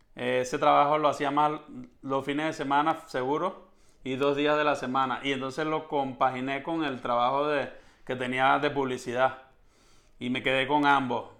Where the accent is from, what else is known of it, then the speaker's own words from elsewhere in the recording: San Fernando de Apure, Apure, Venezuela; also born or lived in Caracas / Maracay; yo nací en Caracas, pero inmediatamente me llevaron a vivir a San Fernando de Apure, que fue donde me crié